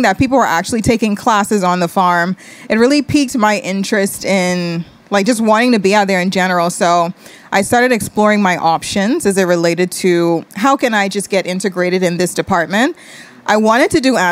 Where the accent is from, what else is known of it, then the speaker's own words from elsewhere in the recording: Nassau, New Providence, Bahamas; Born and raised, Fox Hill gal.